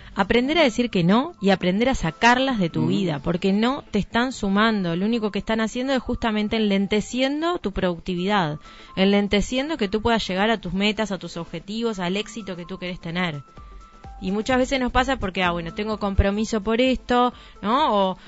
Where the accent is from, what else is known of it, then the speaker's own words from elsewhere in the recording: Montevideo, Uruguay; moved away as an adult; now in Nueva Helvecia, Uruguay; no nací en Nueva Albesia, por ejemplo. Yo soy de Montevideo y en un momento tuve que tomar la decisión de venirme a, vivir a Nueva Albesia